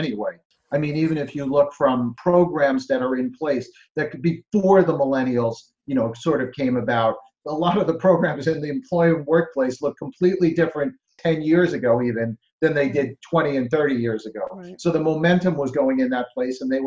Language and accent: English; New Jersey, United States; I'm from New Jersey